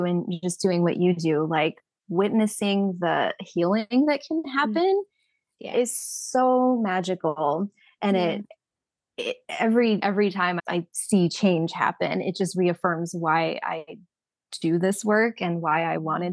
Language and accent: English; Southern California, United States; now in Arizona, United States; I'm from Southern California